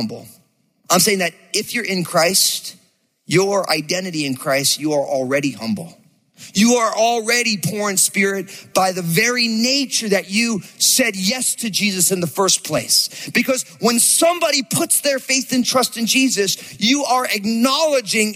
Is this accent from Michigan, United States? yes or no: no; New Jersey, United States; I grew up in New Jersey